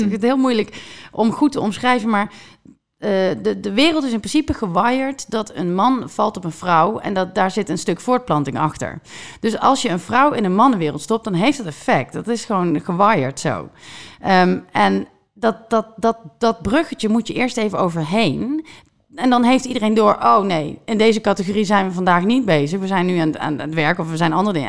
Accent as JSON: {"language": "Dutch", "country": "Netherlands"}